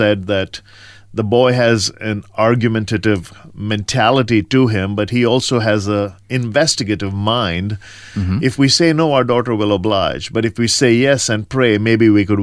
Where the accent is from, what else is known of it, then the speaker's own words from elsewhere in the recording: India; moved away; Well, I grew up in rural India on the East Coast, a small town between Madras and Calcutta, and spent all my formidable years there, primary education.